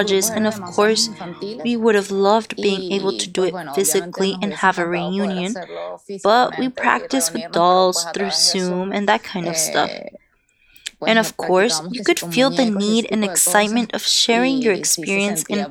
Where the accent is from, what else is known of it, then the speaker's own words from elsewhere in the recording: Venezuela; now in Humboldt County, United States; I'm from Venezuela